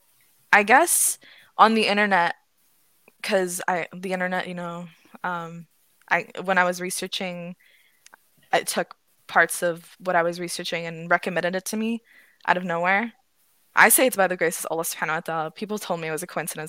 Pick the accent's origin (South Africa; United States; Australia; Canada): Canada; Ottawa, Ontario; I'm from Ottawa